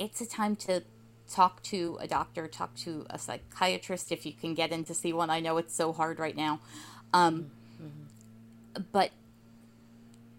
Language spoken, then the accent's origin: English; New Jersey, United States; also born or lived in Portland, Oregon; last year I moved back from Portland, Oregon to New Jersey, where I grew up